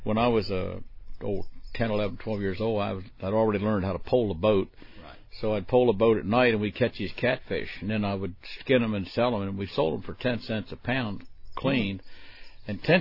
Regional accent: Maryland, United States; I was born and raised in Maryland

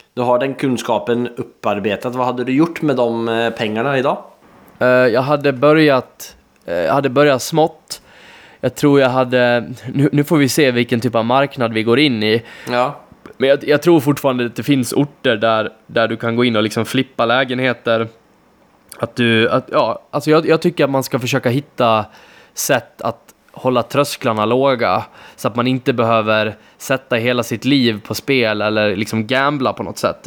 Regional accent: between Borlänge and Ludvika, Dalarna County, Sweden; jag är dessutom uppvuxen där ute, eh, så för mig att kunna köpa den typen av fastighet och göra en så bra affär i min hemby

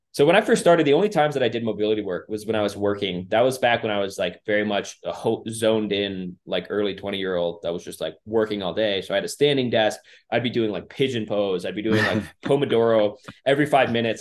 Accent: Minnesota, United States; growing up in Minnesota

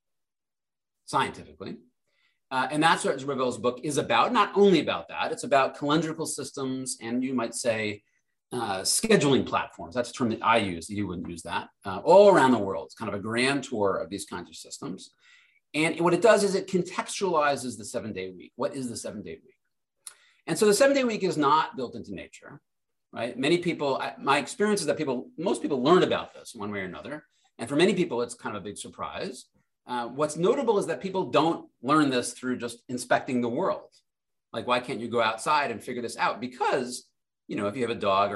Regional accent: Providence, Rhode Island, United States; I grew up in Providence, Rhode Island

